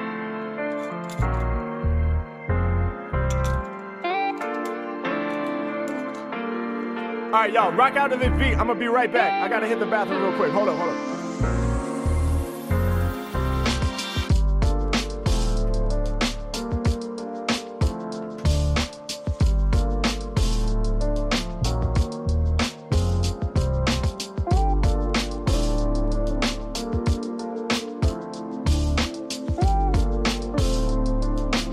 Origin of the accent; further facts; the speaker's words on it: Portland, United States; … from … and me, we grew up in Portland together.